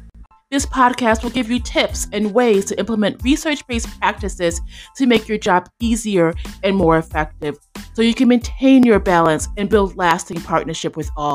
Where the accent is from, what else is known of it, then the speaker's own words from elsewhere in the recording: Chicago, Illinois, United States; also born or lived in Indiana; I'm from Indiana, but grew up in Chicago.